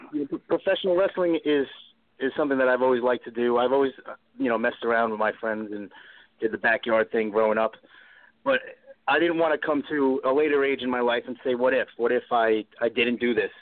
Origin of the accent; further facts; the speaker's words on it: Long Island, New York, United States; my mother taught me differently growing up in Long Island, New York